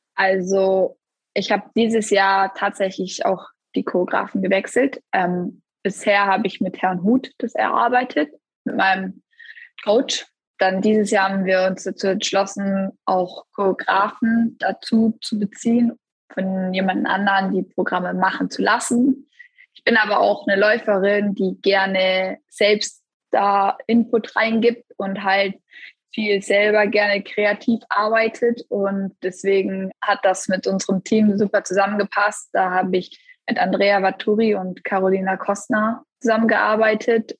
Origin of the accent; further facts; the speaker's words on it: Essen, North Rhine-Westphalia, Germany; ich bin auch in Essen zur Welt gekommen, dann auch dort in Eislaufverein gegangen